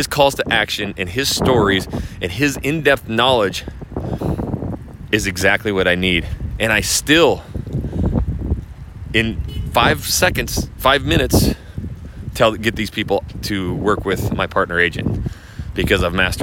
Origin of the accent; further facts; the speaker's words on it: North Idaho, United States; also born or lived in Portland, Oregon; I used to come from Emerald Estates. That's where I was born and raised